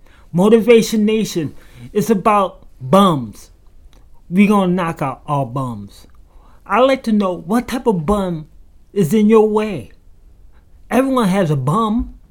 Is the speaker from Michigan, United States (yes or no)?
yes; Grand Rapids, Michigan, United States; from Grand Rapids, Michigan.